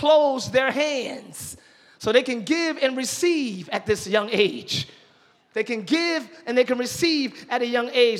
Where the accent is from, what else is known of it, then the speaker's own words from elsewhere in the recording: Camden, New Jersey, United States; I'm from Camden.